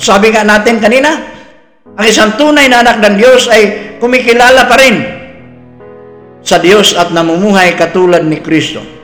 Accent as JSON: {"language": "Tagalog", "country": "Philippines", "said": "proud ako bilang isang Pilipino"}